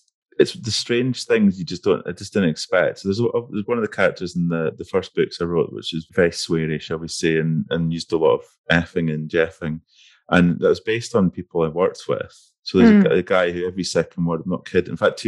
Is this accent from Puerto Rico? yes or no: no; between Dundee and Aberdeen, Scotland, United Kingdom; accent: Scottish; if you look at like Dundee and Aberdeen, which is a bit, I grew up between them